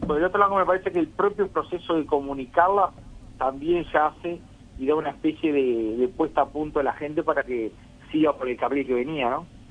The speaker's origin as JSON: {"language": "Spanish", "country": "Uruguay"}